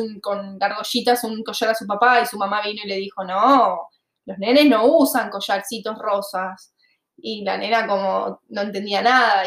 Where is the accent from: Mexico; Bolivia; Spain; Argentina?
Argentina; moved away as an adult; yo me fui de Argentina en 2017